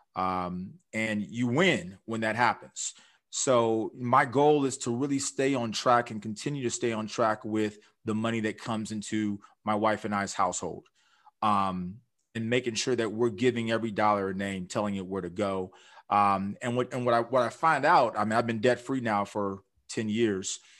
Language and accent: English; Orange County, California, United States; I'm from Orange County area.